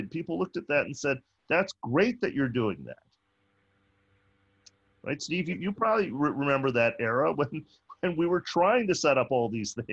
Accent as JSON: {"language": "English", "country": "United States", "said": "I'm an American."}